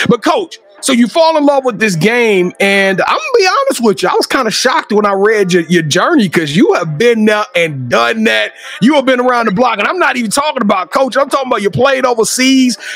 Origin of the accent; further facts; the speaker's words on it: Louisiana, United States; You know, I'm from Louisiana. I'm from Louisiana